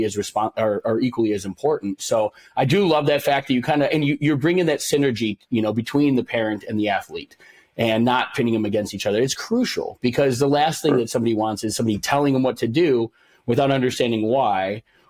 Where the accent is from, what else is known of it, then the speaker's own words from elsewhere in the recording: Illinois, United States; I grew up in Illinois, not far from where you guys are.